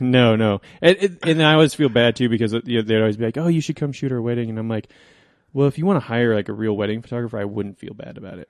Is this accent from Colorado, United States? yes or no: yes; Coal Creek Canyon, Colorado, United States; I grew up in Coal Creek Canyon